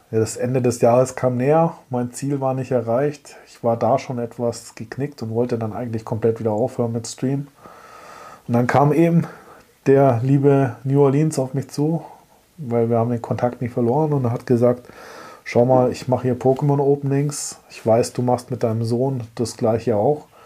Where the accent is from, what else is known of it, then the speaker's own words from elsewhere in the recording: Germany; komme aus Deutschland